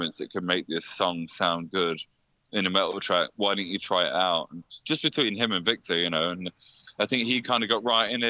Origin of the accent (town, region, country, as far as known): Leicester, East Midlands, United Kingdom; born or raised there